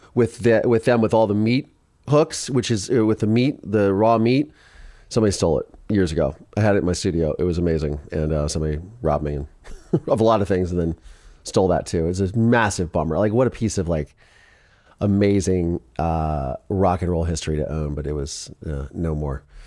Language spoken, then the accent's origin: English; Ohio, United States; moved away; also born or lived in Philadelphia; I'm from Ohio.